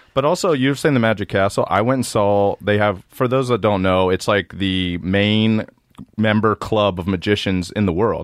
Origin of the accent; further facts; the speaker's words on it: Maryland, United States; moved away; I'm from Maryland, and when we were in high school, we would ride our bikes through the city